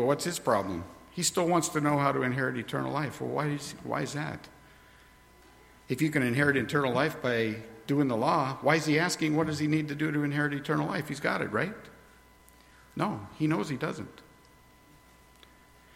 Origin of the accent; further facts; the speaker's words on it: New York, United States; where I grew up in New York